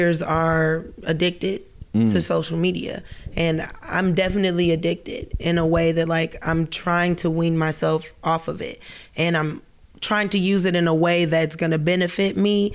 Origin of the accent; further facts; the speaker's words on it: United States; moved away; also born or lived in Los Angeles / Portland; being from the U.S.